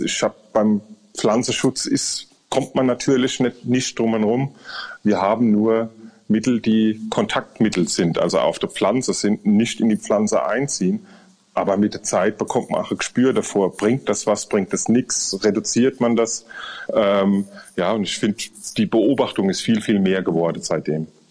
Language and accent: German; Rhineland-Palatinate, Germany; Wir, wir sind Pfälzer